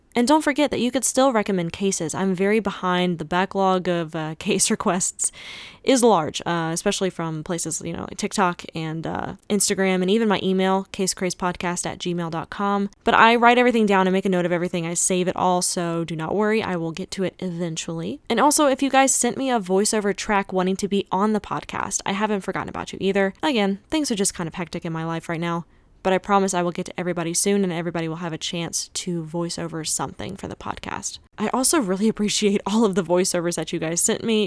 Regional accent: North Carolina, United States; also born or lived in Los Angeles, California; I was living in L A for a couple of years, but I just moved back to my hometown in North Carolina.

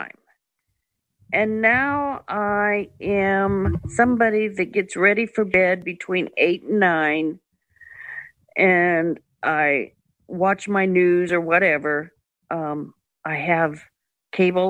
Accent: Bend, Oregon, United States; also born or lived in Beaverton, Oregon; now in Portland, United States; I grew up in Bend, Oregon.

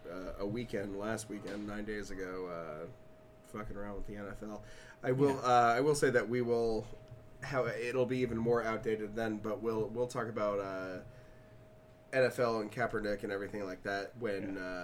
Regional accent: Alabama, United States; I have been a 49ers fan growing up in Alabama

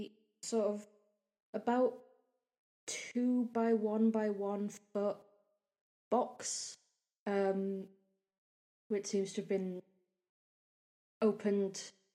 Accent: United Kingdom; We're British

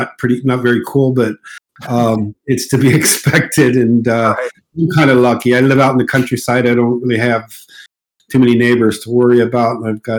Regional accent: Casablanca, Casablanca-Settat, Morocco; accent: mid U.S.; I grew up, born and raised in Morocco, Casablanca, Morocco.

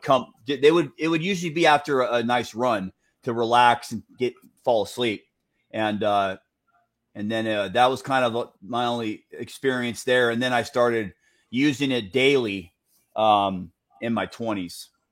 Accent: Santa Ana, California, United States; I grew up off 17th Street

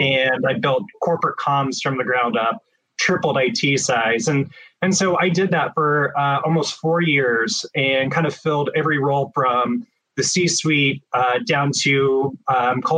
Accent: Midwest, United States; also born or lived in Phoenix, Arizona; now in Portland, United States; growing up in the Midwest, I missed the greenery

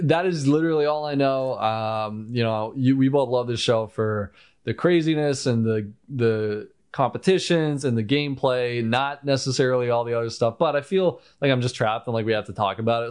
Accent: United States; I'm American.

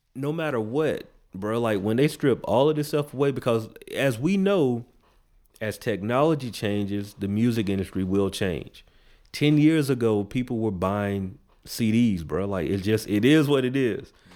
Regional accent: the South, United States; we in the South. I grew up in the South

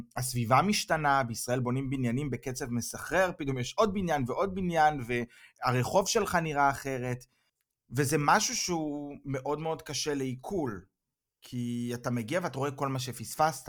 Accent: Israel; moved away as an adult; now in Germany; מצד אחד בישראל אני בבית, ואז אני חוזר לגרמניה, הביתה

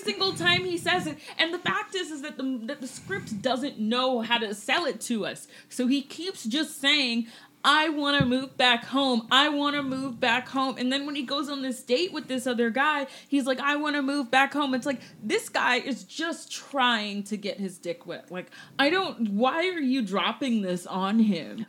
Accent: Augusta, Georgia, United States; moved away; my hometown of Augusta, Georgia

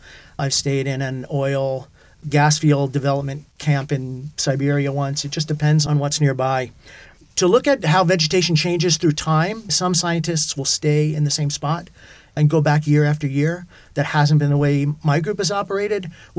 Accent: New Jersey, United States; also born or lived in New York City, United States; I was born in New York City. I grew up in New Jersey

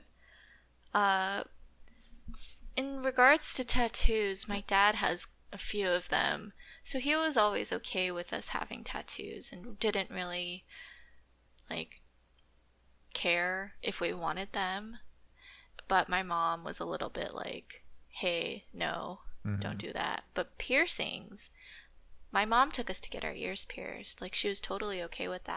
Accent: California, United States; I grew up in California.

